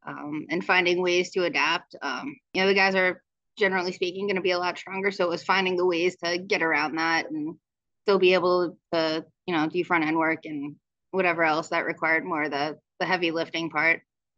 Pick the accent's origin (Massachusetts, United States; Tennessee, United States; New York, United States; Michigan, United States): New York, United States; moved away; originally I was in New York. So when I moved from New York and came out here, there was a discrepancy in how I wanted to work